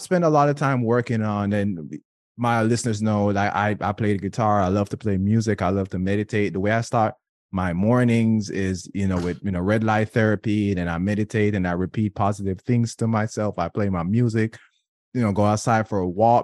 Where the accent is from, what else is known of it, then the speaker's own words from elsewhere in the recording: Jamaica; being Jamaican, being in my culture